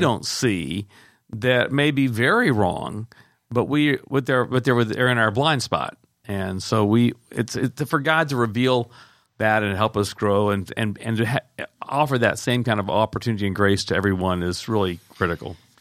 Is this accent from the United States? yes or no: yes; the South, United States; I grew up in the South